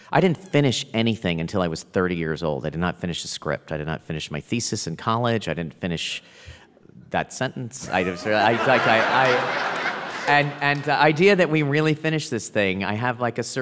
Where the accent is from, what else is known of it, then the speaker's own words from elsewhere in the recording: Plano, Texas, United States; But short. I'm from Plano.